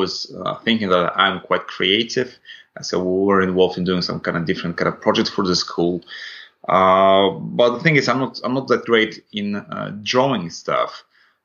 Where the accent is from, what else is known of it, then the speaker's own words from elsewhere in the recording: Latvia; first language Russian; English is a second language; moved away; so I'm originally from Latvia, and my first language is Russian.